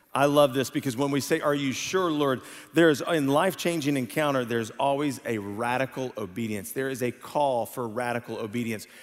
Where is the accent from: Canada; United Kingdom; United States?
United States; Houston, Texas; I was raised in Houston. I consider myself a Houstonian